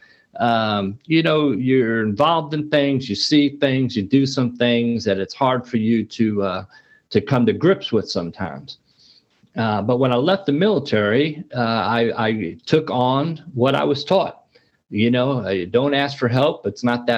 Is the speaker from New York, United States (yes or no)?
yes; New York City, New York, United States; I grew up in New York City in the Bronx, fairly tough neighborhood